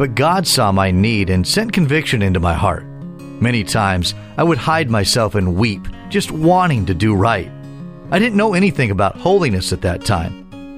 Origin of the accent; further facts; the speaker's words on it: Florida, United States; At the age of 21, I returned to my home state of Florida to be married.